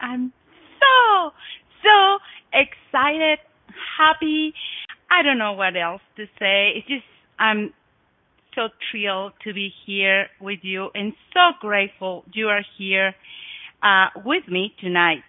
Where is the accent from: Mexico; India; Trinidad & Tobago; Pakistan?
Mexico; Oaxaca; English is a second language; moved away as an adult; also born or lived in Guadalajara, Mexico; now in Montana, United States; I was born in Mexico. I was born in Oaxaca, which is south of Mexico.